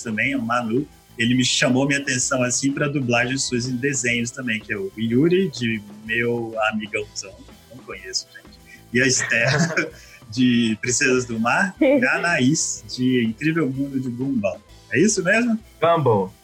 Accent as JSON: {"language": "Portuguese", "town": "Vitória", "region": "Espírito Santo", "country": "Brazil", "said": "Nós somos de Vitória, né? Do Espírito Santo"}